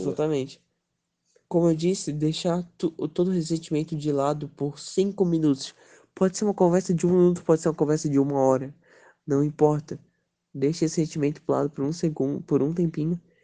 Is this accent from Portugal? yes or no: no; Brazil; a gente é brasileiro